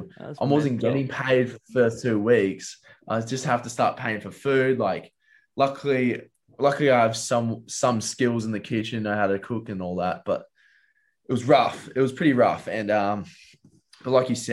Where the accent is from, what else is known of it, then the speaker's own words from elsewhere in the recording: Perth, Western Australia, Australia; moved away as an adult; now in Sydney, Australia; Moving away from home, like, big city, going from Perth to here